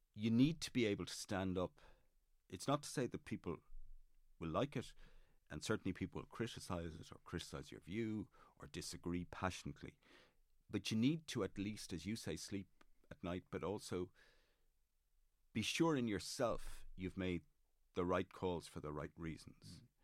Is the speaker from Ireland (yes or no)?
yes; Dublin, Leinster, Ireland; I grew up on Raglan Road